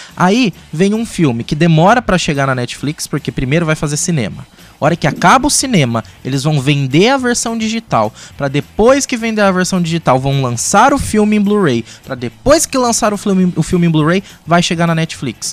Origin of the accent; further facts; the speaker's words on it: interior of São Paulo state, Brazil; somos do interior do estado de São Paulo, numa cidade que não tem cinema